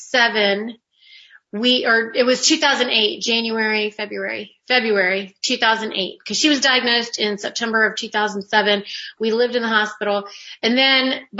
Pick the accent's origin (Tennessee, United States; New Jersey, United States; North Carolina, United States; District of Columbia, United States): North Carolina, United States; I'm actually a Carolina girl because I was raised in North Carolina.